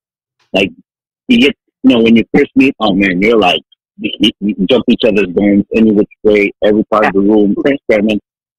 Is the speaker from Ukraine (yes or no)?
no; Philippines; come on, I'm Filipino, man, come on. I'm a hard worker